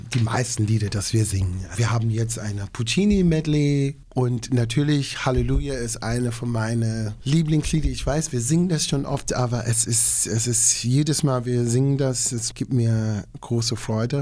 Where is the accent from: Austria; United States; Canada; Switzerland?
United States; Long Island, New York; German is a second language; moved away as an adult; now in Nordhausen, Germany; Long Island, wo ich herkam, ist der Vorort für New York City.